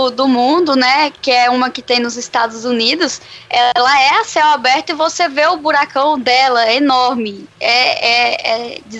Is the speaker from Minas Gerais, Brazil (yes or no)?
no; Bahia, Brazil; accent: Bahian; Lógico que eu sou baiano, ninguém percebeu